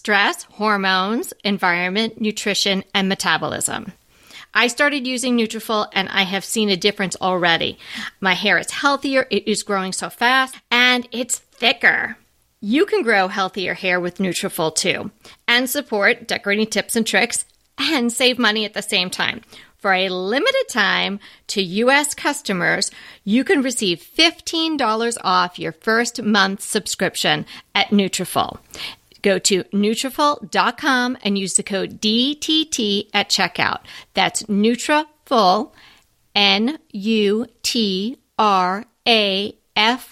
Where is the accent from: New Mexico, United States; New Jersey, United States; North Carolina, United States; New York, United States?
New York, United States; Long Island; I'm from Long Island, I am not an island girl